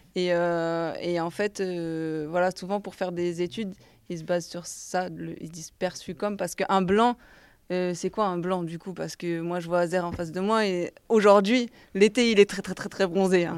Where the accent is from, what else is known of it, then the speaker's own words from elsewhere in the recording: Montpellier, Occitania, France; now in Paris, France; Je viens de Montpellier à la base